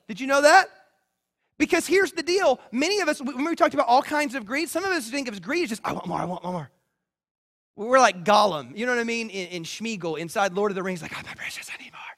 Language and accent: English; the South, United States; I grew up in the South